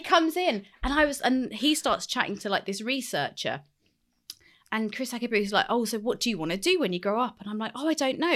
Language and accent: English; London, United Kingdom; I grew up in West London